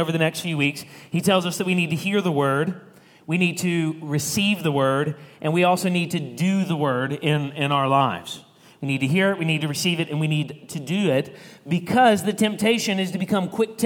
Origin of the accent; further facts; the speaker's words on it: Alabama, United States; I'm from Alabama